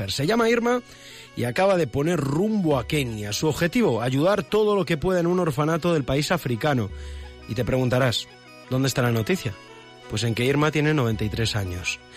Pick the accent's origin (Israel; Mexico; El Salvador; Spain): Spain; Madrid, Community of Madrid; Yo soy de Madrid